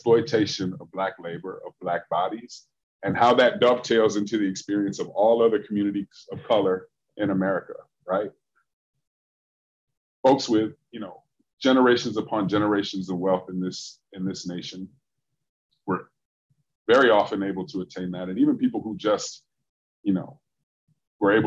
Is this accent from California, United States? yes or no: no; Michigan, United States; now in Chicago, United States; where I grew up in Michigan